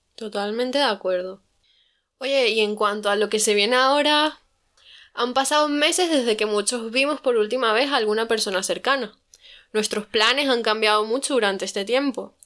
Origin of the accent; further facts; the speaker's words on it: Madrid, Community of Madrid, Spain; También soy de, aquí, de Madrid